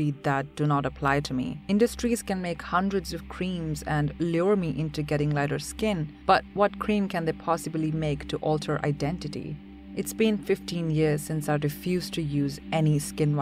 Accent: India; moved away; Growing up in India as a dark brown girl

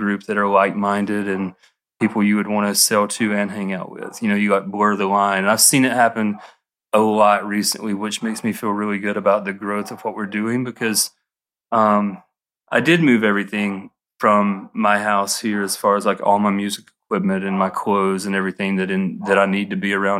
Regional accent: Atlanta, Georgia, United States; because though I'm from Atlanta and extremely influenced by where I am and my everyday here

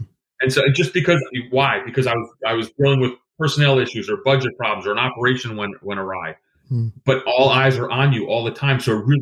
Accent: Greece; moved away; I was born in Greece.

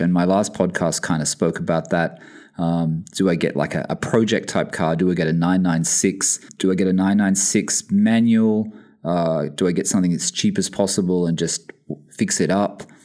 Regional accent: Sydney, New South Wales, Australia; moved away as an adult; also born or lived in London, United Kingdom; now in Bahrain; I'm originally from Sydney

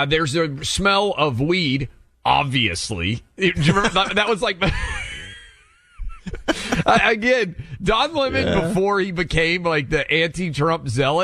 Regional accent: Nashville, Tennessee, United States; in my hometown

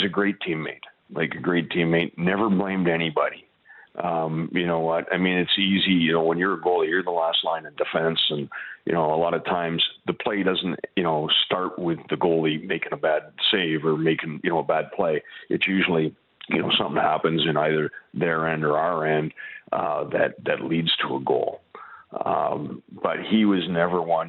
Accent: Toronto, Ontario, Canada; I'm from Toronto

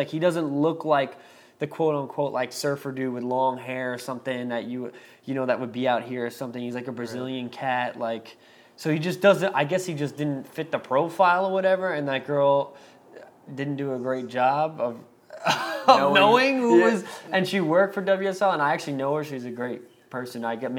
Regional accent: California, United States; I'm from Southern California

